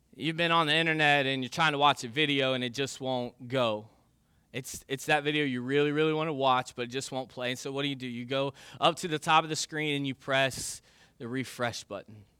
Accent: United States; I grew up in the United States of America

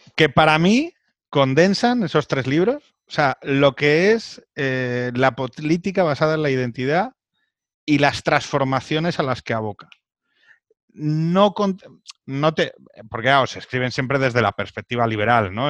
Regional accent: Spain; soy español

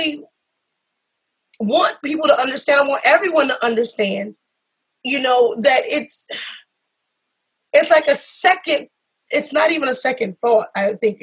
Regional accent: South Carolina, United States; I come from South Carolina. I'm from the South.

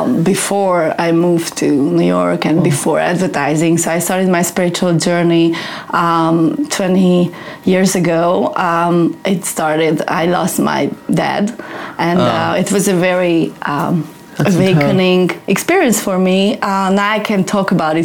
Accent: Hungary; moved away as an adult; also born or lived in Sydney / Germany; now in Los Angeles, United States; I'm from Hungary, and I work here as a practitioner

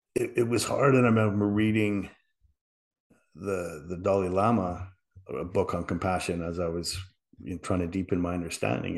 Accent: Liverpool, North West England, United Kingdom; moved away; I was from England, you know, I was from Liverpool

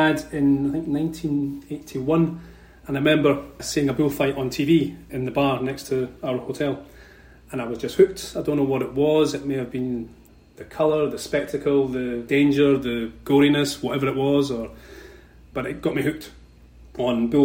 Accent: Edinburgh, Scotland, United Kingdom; moved away as an adult; also born or lived in Franca, Brazil; now in Orlando, United States; as you may be able to tell from my accent, I'm from Scotland. I was born in Edinburgh, the capital of Scotland, some time ago now. And growing up, I grew up in a capital city

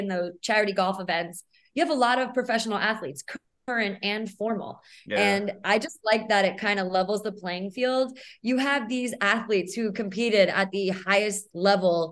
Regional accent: New Jersey, United States; moved away as an adult; now in San Diego, United States; So I moved to the West Coast from the East Coast. I'm originally from New Jersey, and I moved out for my relationship

